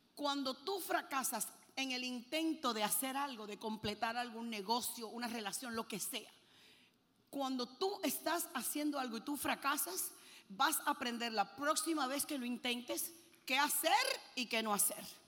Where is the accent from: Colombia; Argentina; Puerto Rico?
Puerto Rico; also born or lived in Cuba / Lebanon (parents); Yo nací en Cuba y a los seis años salimos de Cuba y nos fuimos a Puerto Rico. Y yo me crié en Puerto Rico